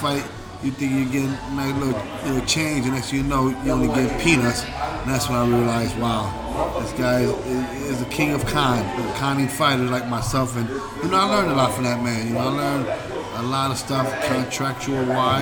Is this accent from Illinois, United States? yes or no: yes; Chicago, Illinois, United States; also born or lived in San Juan, Puerto Rico; we're from the Lathrop Homes, Chicago Housing Projects